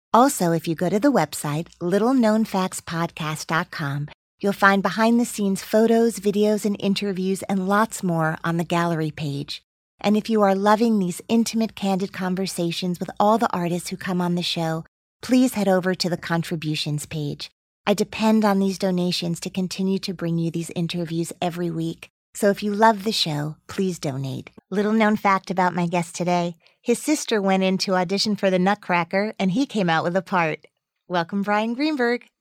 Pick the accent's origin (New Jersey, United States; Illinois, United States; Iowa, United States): New Jersey, United States; Teaneck; I am from Teaneck, New Jersey